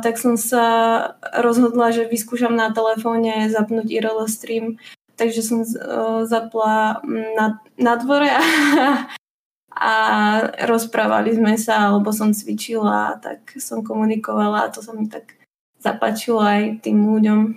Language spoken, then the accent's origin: Slovak; Nové Zámky area, Nitra Region, Slovakia; also born or lived in Bratislava; pochádzam uh, z Nových zámkov teda z okolia Nových zámkov, z dediny